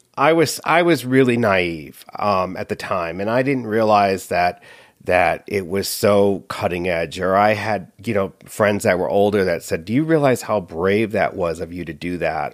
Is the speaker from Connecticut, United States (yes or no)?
yes; Connecticut, United States; I grew up in Connecticut